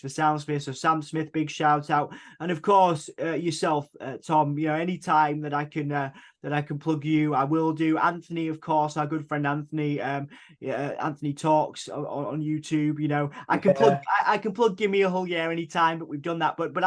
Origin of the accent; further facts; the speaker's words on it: Hull, Yorkshire and the Humber, United Kingdom; we are from Hull, East Yorkshire